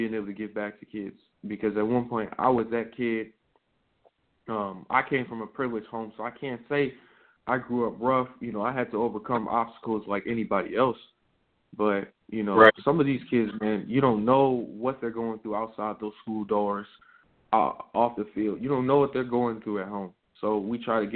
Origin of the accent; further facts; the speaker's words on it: Michigan, United States; moved away as an adult; now in Columbus, United States; I'm still a Michigan guy. I'm still a Michigan guy at heart